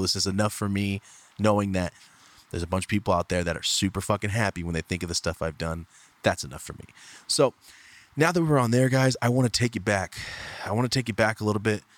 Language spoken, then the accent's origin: English; Merced, California, United States; moved away as an adult; also born or lived in Fresno, California; now in Los Angeles, United States; So I'm from Merced, guys. I grew up there my whole life. I lived in LA for a year, lived in Fresno for a year when I was a kid.